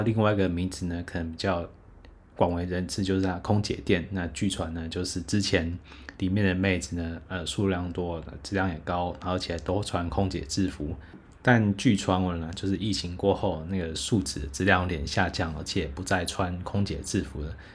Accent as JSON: {"language": "Chinese", "country": "Taiwan", "said": "我猜是台湾。说哇，这真的是第一回有人一开始就猜中了。"}